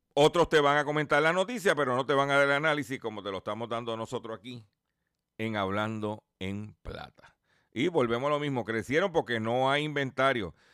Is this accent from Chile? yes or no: no; Puerto Rico; Puerto Rico es parte de los, somos parte de los Estados Unidos